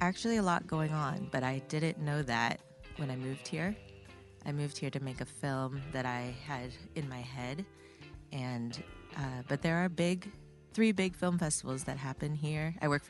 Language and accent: English; Fairfield, Iowa, United States; born or raised there; moved away as an adult; also born or lived in Connecticut / Berkeley, California / Los Angeles, California; now in Missoula, United States